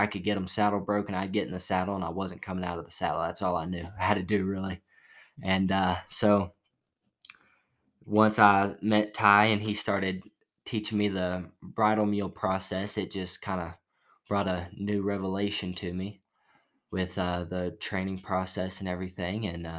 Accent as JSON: {"language": "English", "town": "Silsbee", "region": "Texas", "country": "United States", "said": "Southeast Texas, about an hour from Louisiana, and in a town called Silsbee. Not real heard of, but about 30 minutes away from Beaumont."}